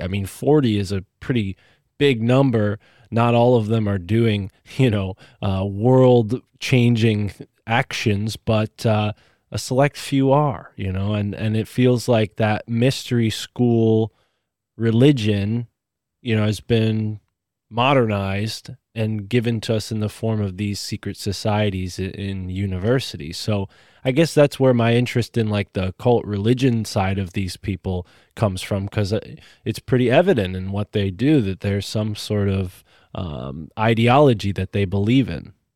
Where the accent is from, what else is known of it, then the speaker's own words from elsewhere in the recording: New Haven County, Connecticut, United States; my public library in my hometown, which is in New Haven County